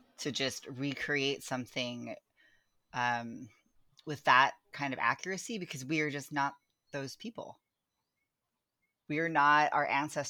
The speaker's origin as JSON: {"language": "English", "region": "California", "country": "United States", "lives_now": "Baltimore, United States", "said": "I'm as much a Californian as I am, you know, someone whose ancestors are from the Philippines. And right now I live in Baltimore"}